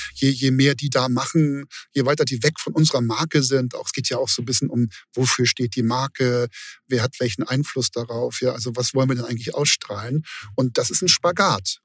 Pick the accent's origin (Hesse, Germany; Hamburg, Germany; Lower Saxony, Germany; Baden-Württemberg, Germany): Hamburg, Germany; ich bin Hamburger